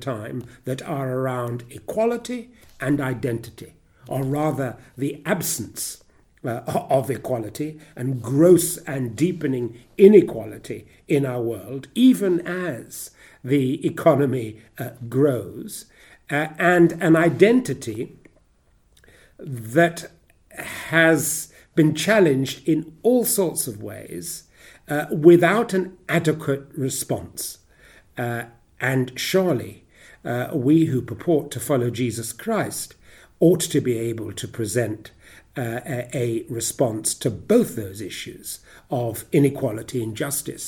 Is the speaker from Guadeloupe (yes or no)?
no; Ghana; also born or lived in South Africa; now in United Kingdom; as a child growing up in West Africa, in the Gold Coast, and then Ghana